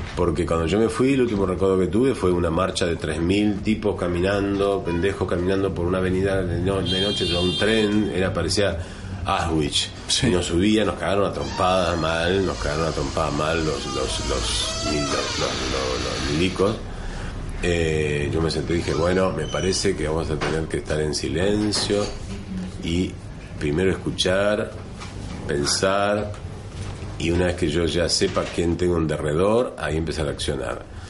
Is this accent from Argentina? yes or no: yes; Santa Fe, Argentina; moved away as an adult; also born or lived in Buenos Aires; now in Madrid, Spain; yo nací en Santa Fe